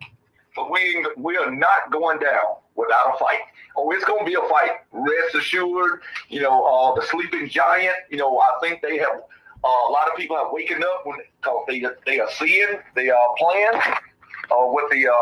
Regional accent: Georgia, United States; moved away as an adult; I grew up in Georgia, left right after high school, went in the Marines

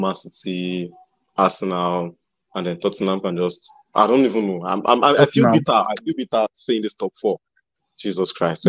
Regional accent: Nigeria; I'm in Nigerian.

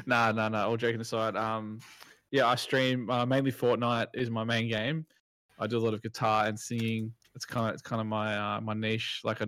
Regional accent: Australia; being an Australian.

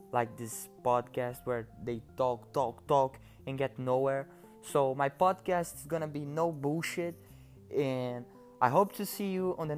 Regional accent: Brazil; now in United States; I'm originally from Brazil, so I speak Portuguese.

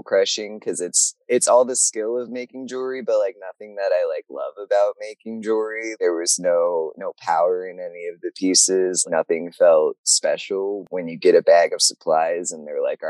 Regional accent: Virginia, United States; I grew up in Virginia

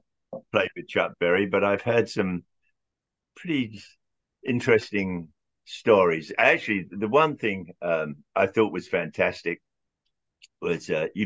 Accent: England, United Kingdom; moved away as an adult; now in United States; When I was growing up in England, I was like 16, 17 years old, and we would rent a room above a pub in London

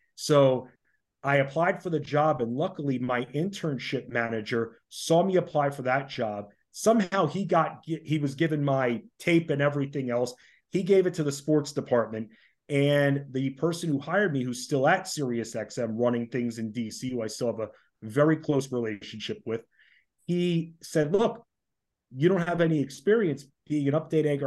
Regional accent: Oyster Bay, New York, United States; moved away as an adult; now in Washington, D.C., United States; originally I'm from Oyster Bay on Long Island, so lived up in New York

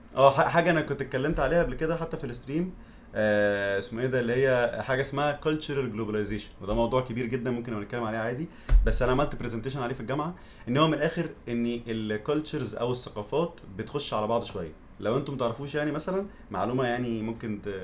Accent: Egypt; moved away; also born or lived in abroad; انا عشت بره وعشت في مصر

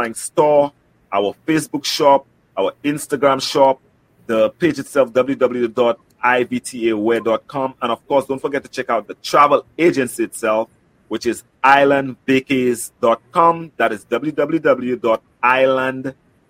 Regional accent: St. Lucia; I'm from St. Lucia

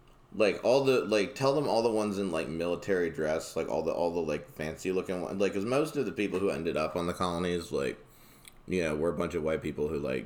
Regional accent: North Carolina, United States; I'm from North Carolina. We learned about that growing up in school

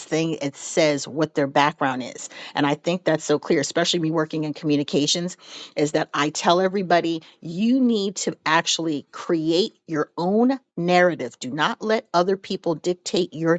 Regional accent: St. Louis, Missouri, United States; I'm originally from St. Louis

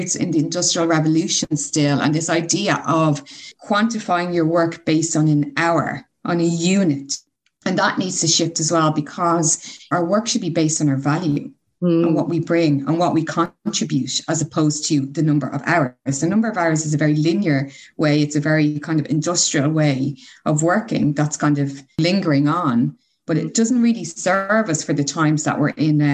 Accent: Ireland; as an Irish person

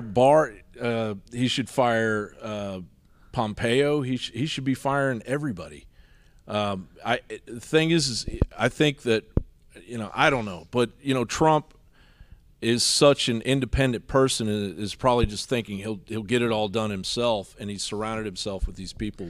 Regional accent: Washington, District of Columbia, United States; also born or lived in Eastern Kentucky; now in Austin, United States; I grew up in Washington, D C

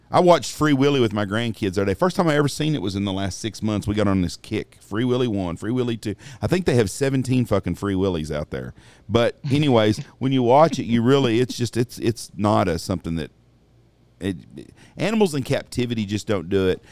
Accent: Wichita Falls, Texas, United States; when I was a little kid growing up in Wichita Falls, I was probably seven, eight years old

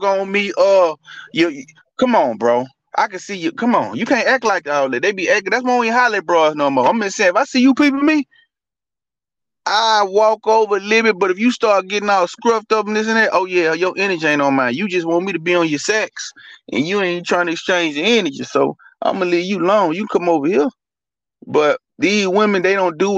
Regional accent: Louisiana, United States; I'm from Louisiana.

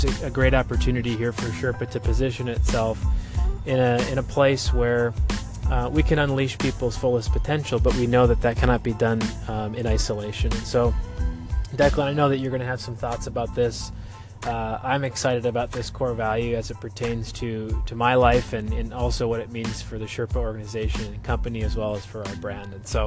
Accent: United States; moved away; my hometown, Fargo-Moorhead area, North Dakota, Minnesota

